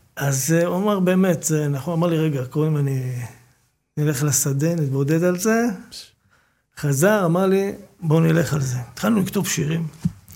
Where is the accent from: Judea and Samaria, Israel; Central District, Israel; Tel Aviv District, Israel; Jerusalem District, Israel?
Tel Aviv District, Israel; Bat Yam; גדלתי בבת ים